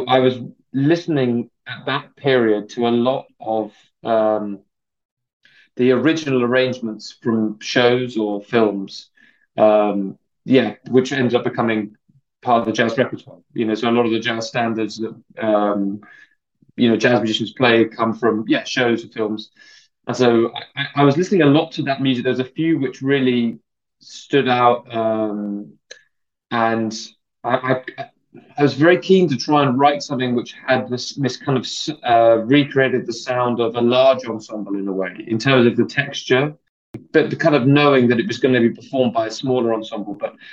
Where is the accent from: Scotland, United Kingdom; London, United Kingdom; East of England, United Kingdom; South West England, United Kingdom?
London, United Kingdom; I grew up in London, so I'm a Londoner